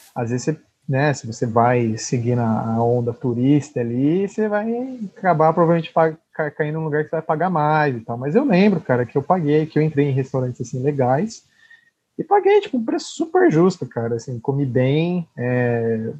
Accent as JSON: {"language": "Portuguese", "region": "São Paulo", "country": "Brazil", "said": "a gente que era de São Paulo"}